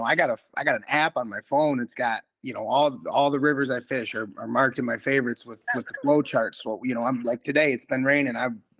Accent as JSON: {"language": "English", "town": "Kent City", "region": "Michigan", "country": "United States", "lives_now": "Muskegon, United States", "said": "So, you know, like you said … I'm originally from Kent City. I live out here in Muskegon now."}